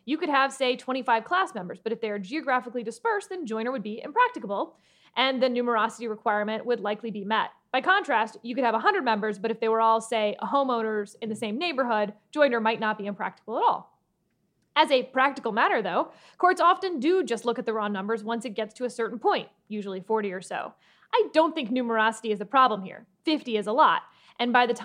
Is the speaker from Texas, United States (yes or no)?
yes; Texas, United States; My Texan card is now on probation